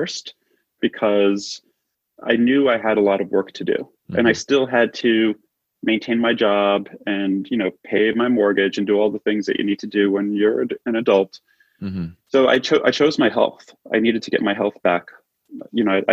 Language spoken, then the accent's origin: English; New York City, New York, United States; moved away as an adult; also born or lived in Manhattan; now in Los Angeles, United States; I was born and raised in Brooklyn